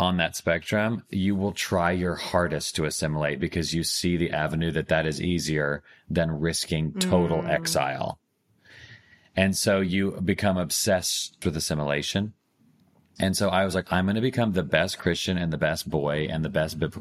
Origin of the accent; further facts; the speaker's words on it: United States; I'm from America